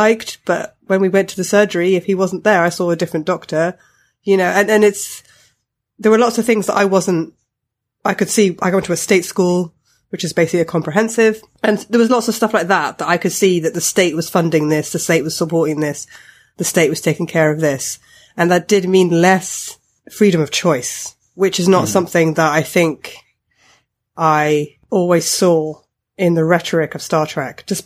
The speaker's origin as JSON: {"language": "English", "country": "United Kingdom", "tie": "born or raised there", "said": "I'm British and I have grown up in Britain, I wasn't born in this country"}